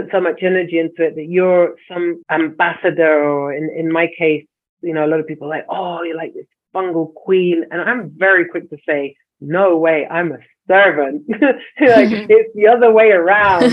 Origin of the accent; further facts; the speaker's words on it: London, United Kingdom; now in Chile; I was born and brought up in London, and I live in Chile.